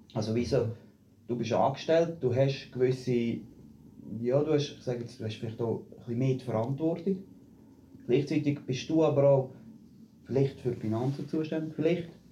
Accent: Büren, Switzerland; moved away; also born or lived in Zurich; ich komme ursprünglich aus Büren

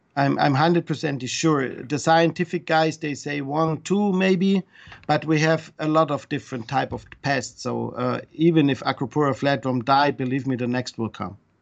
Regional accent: Switzerland; English is a second language; moved away; also born or lived in Germany; I come from Switzerland

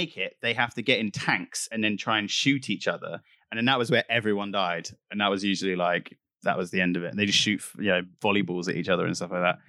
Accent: London, United Kingdom; because I'm from London, so EastEnders is my thing.

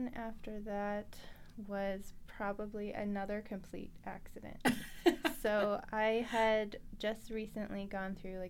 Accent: Edmonton, Alberta, Canada; also born or lived in Vancouver / Saskatchewan; I was born and raised in Edmonton, and I have a family here. And but my Indigenous roots are actually from Saskatchewan.

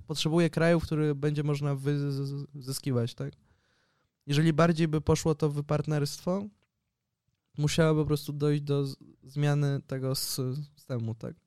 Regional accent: Poland; now in Barcelona, Spain

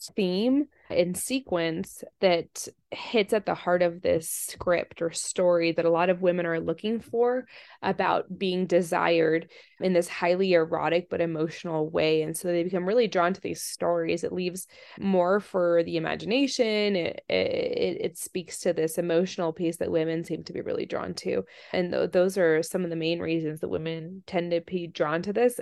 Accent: D.C. area, Virginia, United States; also born or lived in Russia; I grew up in the Virginia, D C area and in Russia. I came over here when I was, when I was little, born here, went to Russia 'cause my mom's Russian and didn't speak any English

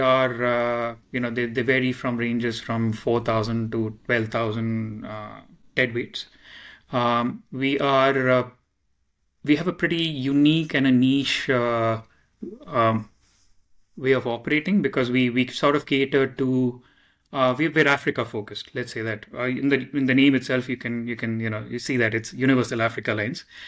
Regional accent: Mumbai, Maharashtra, India; I come from Mumbai, India

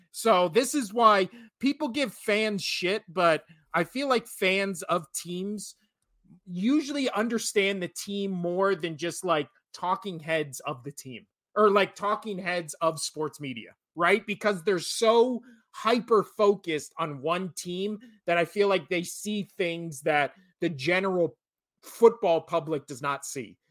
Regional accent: Las Vegas, Nevada, United States; U N L V is my hometown

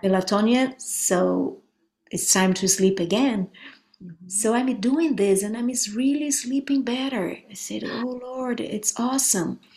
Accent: Brazil; now in United States; I'm from Brazil

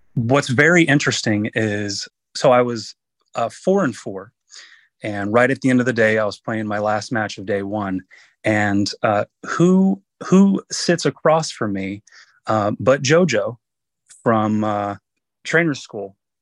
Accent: North Carolina, United States; it is in my home state. I live in North Carolina

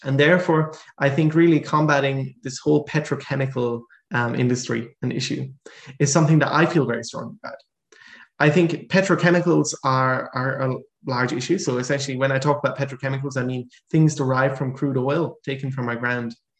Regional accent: Ireland; now in Netherlands; I'm originally Irish

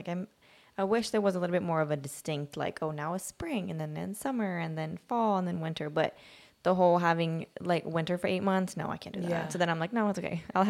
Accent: Sweden; now in United States; I grew up in Sweden.

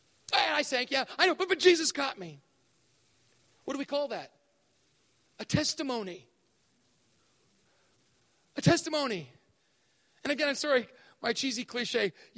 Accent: Thailand; But we grew up in Thailand, and so my dad modeled for me at a very early age what it was like to have faith

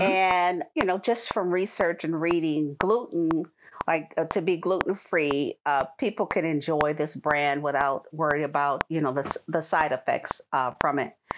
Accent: California, United States; moved away as an adult; also born or lived in Bolingbrook, Illinois; my hometown of California

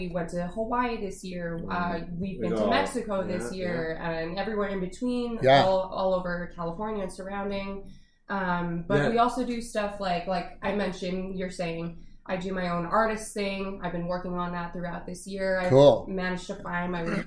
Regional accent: Edmonton, Alberta, Canada; moved away as an adult; now in Los Angeles, United States; I am born and raised Edmonton, Alberta, Canada.

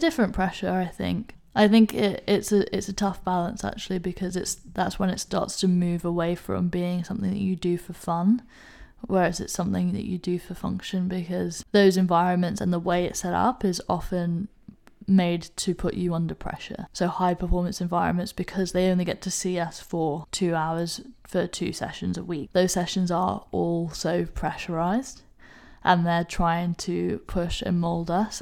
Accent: Hong Kong; accent: English; moved away; also born or lived in United Kingdom; Hong Kong is where I grew up. Hong Kong is my home.

